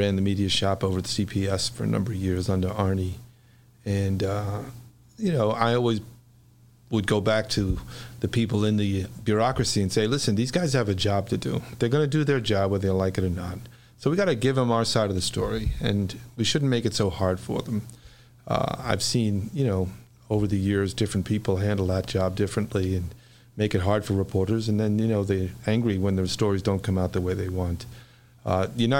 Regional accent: New York City, New York, United States; now in Chicago, United States; I was born and raised in New York, and in the Bronx, actually. An area of the Bronx called Riverdale

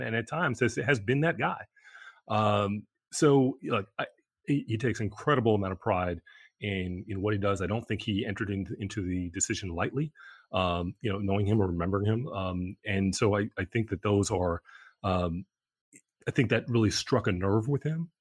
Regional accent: New York, United States; as a New Yorker

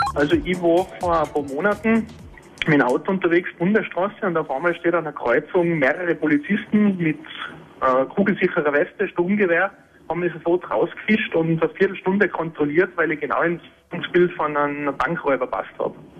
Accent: Tyrol, Austria; ich bin aus Tirol, mit einem Unterländer Kennzeichen

